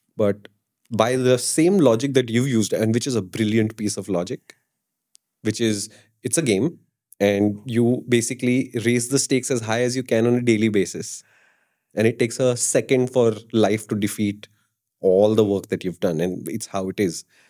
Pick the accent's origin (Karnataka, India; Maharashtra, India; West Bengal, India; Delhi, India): Delhi, India; I'm from Delhi